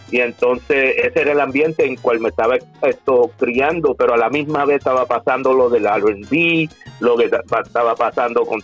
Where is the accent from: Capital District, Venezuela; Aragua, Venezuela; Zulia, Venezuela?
Aragua, Venezuela; Cagua; yo soy criollo, yo soy de aquí, yo nací aquí en Cagua.